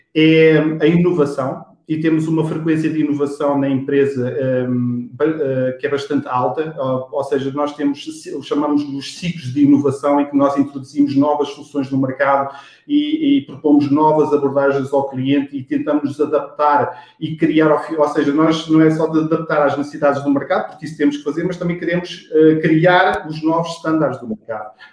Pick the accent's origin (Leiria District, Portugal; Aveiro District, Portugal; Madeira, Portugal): Leiria District, Portugal; Monte Real; sou, sou de Monte Real, Leiria